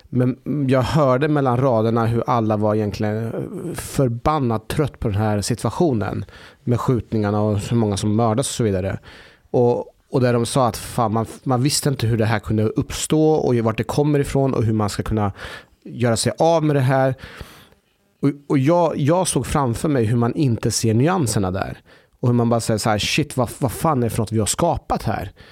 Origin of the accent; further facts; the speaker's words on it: Norrköping, Östergötland, Sweden; moved away; Jag, jag var hemma i Norrköping för någon vecka sedan.